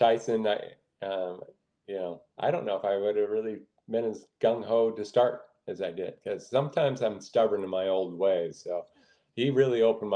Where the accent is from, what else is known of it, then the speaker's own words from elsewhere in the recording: Washington, United States; I'm from Washington State